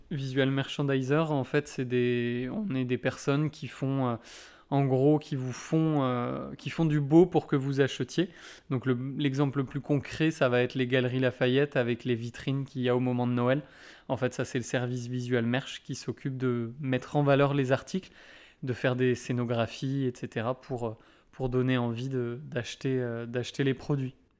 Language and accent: French; Brittany, France; moved away as an adult; now in Landes, France; Je suis breton d'origine, mais, euh, mais landais maintenant euh, de cœur. Euh, puisque ça, fait, euh, ça va faire bientôt euh, huit 8 ans que je vis ici